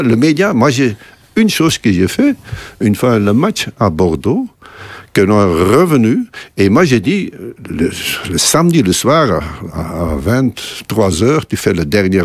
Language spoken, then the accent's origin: French; Belgium; chez nous, en Belgique